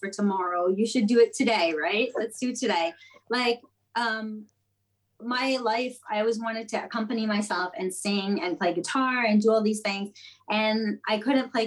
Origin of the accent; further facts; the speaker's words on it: Montreal, Quebec, Canada; moved away as an adult; now in New York, United States; I was born in Montreal. I lived there my entire life until I went to Starbucks in Hawaii